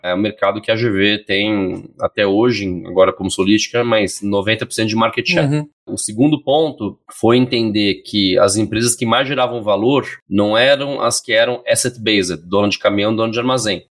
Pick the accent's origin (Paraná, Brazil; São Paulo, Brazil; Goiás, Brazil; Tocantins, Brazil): São Paulo, Brazil; Eu sou paulistano